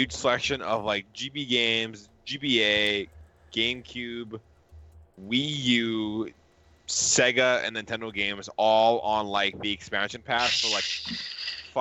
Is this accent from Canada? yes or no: yes; Canada; I'm Canadian